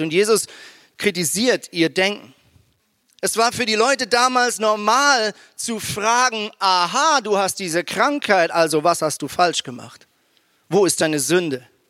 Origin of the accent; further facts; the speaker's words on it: Switzerland; moved away as an adult; now in Germany; ich bin ja ein Schweizer mit, äh, mit, ähm, mit deutschen Wurzeln, aber habe jetzt halt 17 Jahre in der Schweiz gelebt